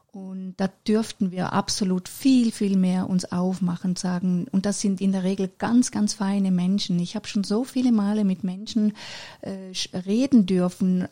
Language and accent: German; Männedorf, Zurich, Switzerland; fünf Jahre später bin ich dann auf die Welt gekommen in der Schweiz in Männedorf